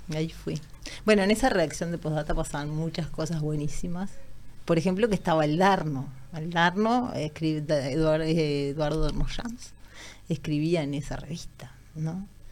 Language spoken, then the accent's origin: Spanish; near Minas, Lavalleja, Uruguay; moved away; also born or lived in Canelones / Montevideo; soy de como cerca de Minas, les diría, como de, de Minas eh, hacia, hacia el lado de Canelones. De hecho, donde vivía la infancia era como sobre un arroyo